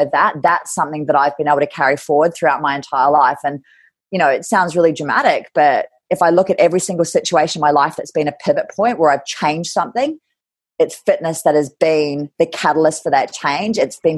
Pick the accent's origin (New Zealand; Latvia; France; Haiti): New Zealand; Kerikeri, Northland; also born or lived in Scotland / England / Ireland / Germany; So I was born in Scotland, christened in Edinburgh Castle, part of the military. And then I moved around England, Ireland, and Germany in military school till I was 10. And then we moved to New Zealand. And then I went to school. I grew up in Kerikeri in Gisborne